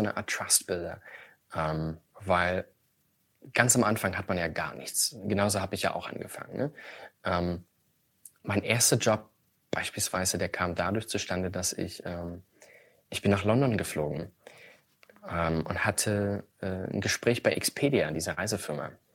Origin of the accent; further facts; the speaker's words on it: Chemnitz, Saxony, Germany; Chemnitz, meine, meine Heimatstadt